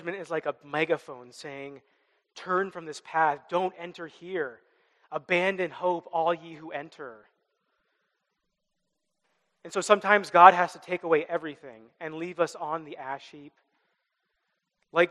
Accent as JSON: {"language": "English", "region": "Midwest", "country": "United States", "tie": "born or raised there", "said": "I grew up in the Midwest"}